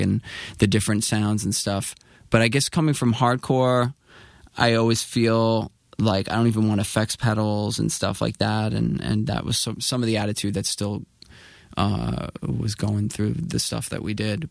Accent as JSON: {"language": "English", "town": "New York City", "region": "New York", "country": "United States", "said": "I was coming from Queens and, um, from, uh, at that time I was living in Astoria with my mom"}